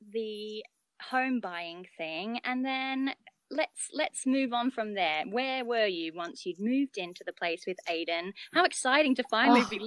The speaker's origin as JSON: {"language": "English", "town": "Brisbane", "region": "Queensland", "country": "Australia", "moved": "yes", "lives_now": "United Kingdom", "said": "I'm from Brisbane."}